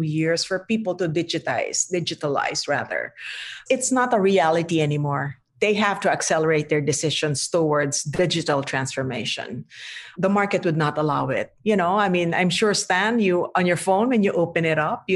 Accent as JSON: {"language": "English", "country": "Philippines", "said": "I'm Filipino"}